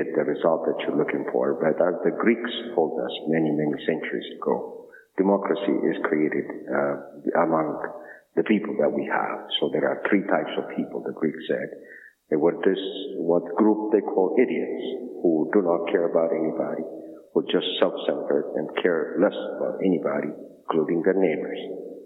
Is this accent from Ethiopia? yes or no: yes; Ethiopia; moved away; I'm from Ethiopia